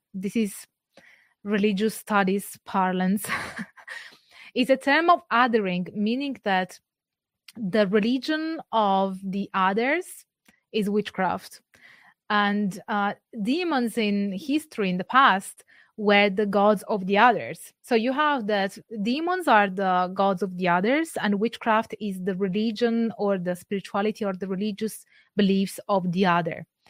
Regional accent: Campania, Italy; I'm not from Sardinia, but I am from Campania

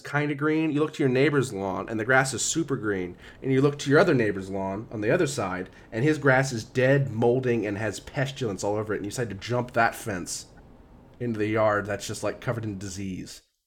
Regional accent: Cincinnati, Ohio, United States; where I grew up in Cincinnati

